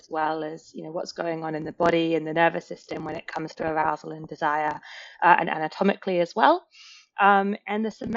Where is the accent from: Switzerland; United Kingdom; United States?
United Kingdom; England; now in Australia; being English